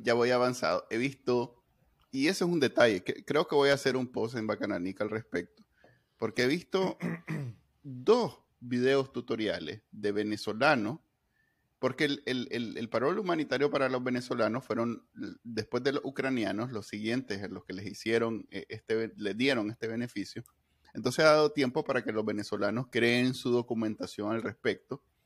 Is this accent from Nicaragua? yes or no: yes; Nicaragua; Para los que somos nica